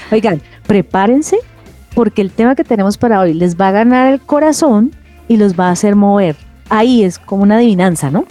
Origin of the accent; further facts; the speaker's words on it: Cali, Valle del Cauca, Colombia; yo soy caleña, ellos son caleños.